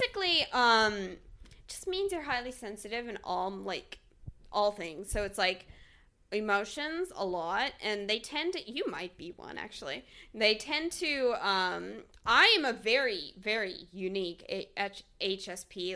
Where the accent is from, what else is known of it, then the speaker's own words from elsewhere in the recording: Texas, United States; now in Talent, Oregon, United States; I was born in Texas, so my family is still in Texas